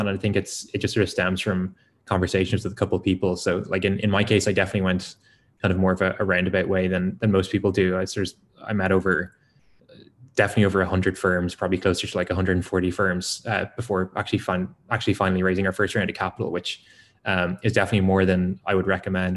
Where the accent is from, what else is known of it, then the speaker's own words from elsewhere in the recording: Ireland; as an Irish person